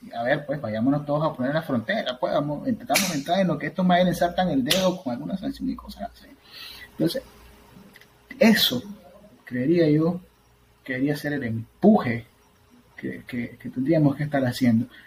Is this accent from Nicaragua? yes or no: yes; Nicaragua; moved away as an adult; now in United States